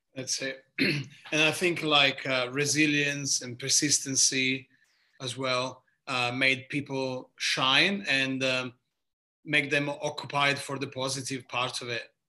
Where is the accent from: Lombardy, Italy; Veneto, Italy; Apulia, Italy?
Apulia, Italy; near Lecce; English is a second language; moved away as an adult; also born or lived in Modena, Italy / London, United Kingdom; now in Melbourne, Australia; As you can probably hear very quickly by my accent, I am from the southeast of Italy, from a place called uh, Puglia, region called Puglia, little town near Lecce